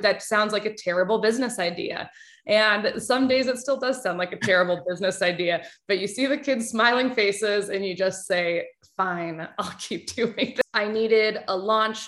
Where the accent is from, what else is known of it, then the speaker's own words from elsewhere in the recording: Anchorage, Alaska, United States; I was raised in Anchorage, Alaska, grew up playing sports, loved sports